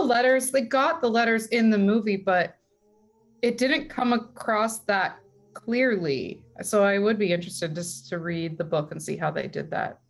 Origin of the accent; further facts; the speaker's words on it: Calabasas, California, United States; also born or lived in Long Beach, California; at 14, I moved from Calabasas in California uh, to Long Beach in California as well